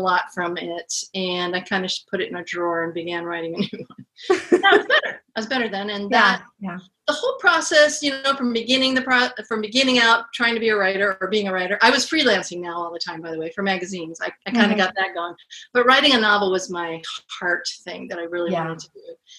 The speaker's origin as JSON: {"language": "English", "town": "Portland", "region": "Oregon", "country": "United States", "moved": "yes", "lives_now": "Seattle, United States", "said": "I'm a Portland girl too"}